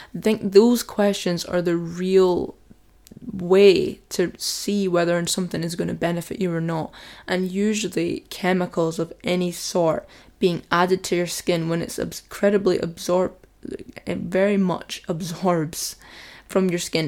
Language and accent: English; Scotland, United Kingdom; I've got quite a dark skin tone for being Scottish